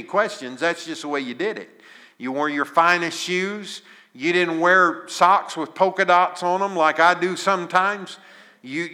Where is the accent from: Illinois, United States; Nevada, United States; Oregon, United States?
Illinois, United States; Southern; I was raised in Southern Illinois in a little farming community